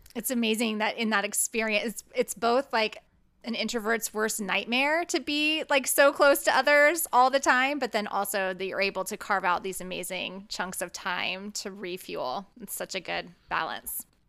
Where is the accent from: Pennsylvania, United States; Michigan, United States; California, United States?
California, United States; moved away; I was born in California, so it sort of feels like my homeland in a lot of ways